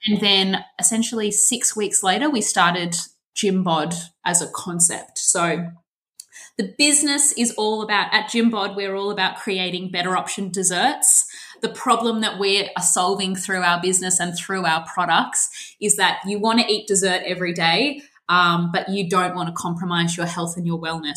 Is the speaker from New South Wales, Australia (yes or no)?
no; Melbourne, Victoria, Australia; I'm 28 and I'm from Melbourne